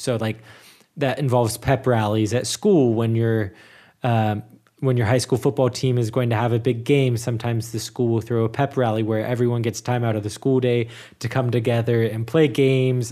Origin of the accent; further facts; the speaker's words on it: Cincinnati, Ohio, United States; moved away as an adult; now in Germany; my hometown is in the Super Bowl